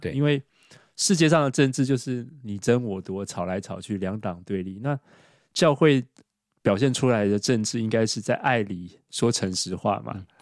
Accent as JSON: {"language": "Chinese", "country": "Taiwan", "said": "我们台湾"}